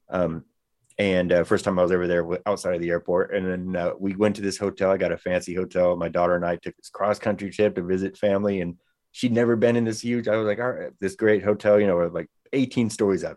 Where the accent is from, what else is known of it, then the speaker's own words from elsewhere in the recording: Bay Area, California, United States; now in Sacramento, United States; I'm a little bit outside of Sacramento. I'm originally from the Bay Area.